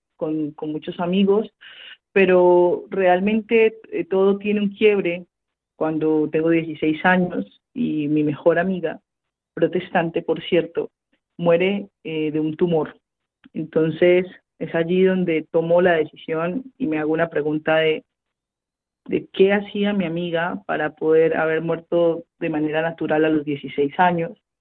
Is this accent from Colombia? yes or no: yes; Cali, Valle del Cauca, Colombia; moved away as an adult; nací en Santiago de Cali, al sur occidente de mi país, Colombia, en el año 1992